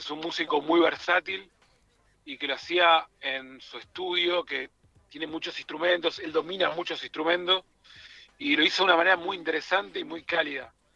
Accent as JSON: {"language": "Spanish", "region": "Tucumán", "country": "Argentina", "said": "Me vine de Tucumán a ver …"}